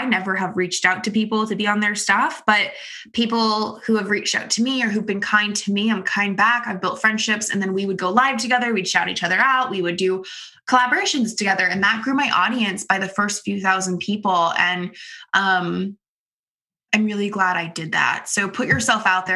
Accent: Florida, United States; moved away as an adult; now in Connecticut, United States; I'm from Florida. I was born in Florida. I lived in Florida until I was 18 or 19 years

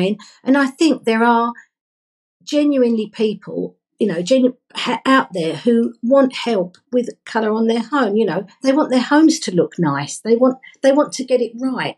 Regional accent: London, United Kingdom; I grew up in London

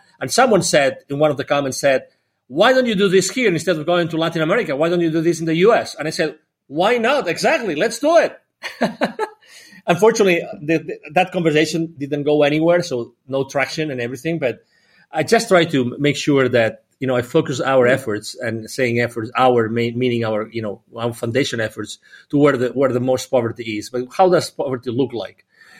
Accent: Barcelona, Catalonia, Spain; also born or lived in 8 countries; Well, I'm originally from Barcelona in Spain, close to Barcelona in Spain. I've lived in 8 different countries.

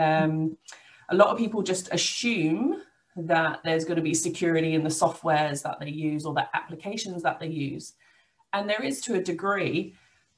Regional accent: England, United Kingdom; moved away as an adult; now in Albany, Australia; I come from England, as you can probably tell from my accent. And I came over 10 years ago

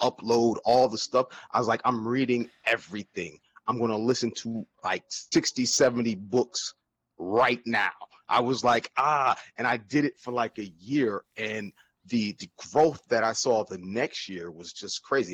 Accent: New Jersey, United States; also born or lived in Virginia; I'm from New Jersey, man. Born and raised

